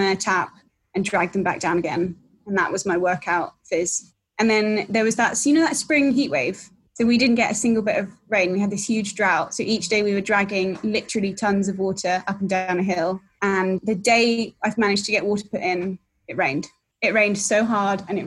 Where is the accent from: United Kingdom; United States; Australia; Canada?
United Kingdom; London; moved away as an adult; I'm originally a Londoner